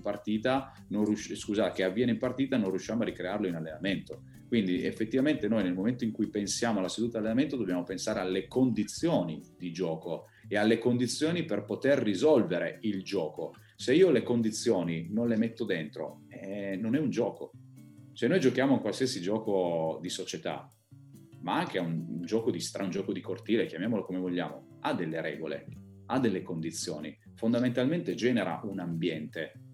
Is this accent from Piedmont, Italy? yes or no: yes; Piedmont, Italy; noi siamo piemontesi